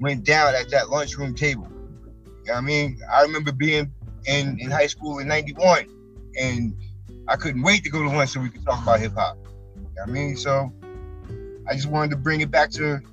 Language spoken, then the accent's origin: English; East Orange, New Jersey, United States; also born or lived in Newark, New Jersey; I grew up in East Orange.